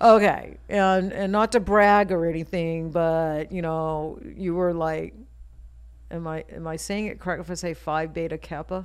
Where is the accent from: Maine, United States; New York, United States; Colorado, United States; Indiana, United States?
Maine, United States; now in Las Vegas, United States; I grew up in Maine.